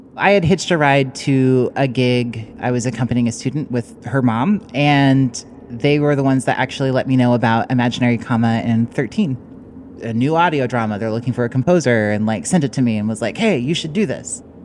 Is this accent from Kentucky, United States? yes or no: yes; Kentucky, United States; I'm a composer from Kentucky